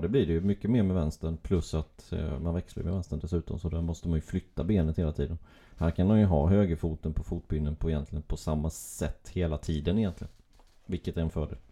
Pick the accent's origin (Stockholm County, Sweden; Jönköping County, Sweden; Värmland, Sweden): Jönköping County, Sweden; Gislaved; Det är ju min hemstad, Gislaved